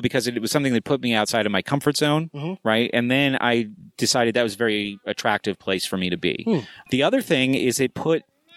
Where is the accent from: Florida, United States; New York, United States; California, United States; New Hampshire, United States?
New Hampshire, United States; moved away as an adult; I lived in New Hampshire, but I grew up in New Hampshire